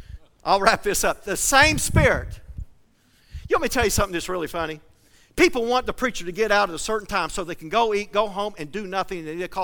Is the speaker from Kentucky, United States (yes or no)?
yes; Flatwoods, Kentucky, United States; now in Seedling, United States; I grew up in Flatwoods, Kentucky.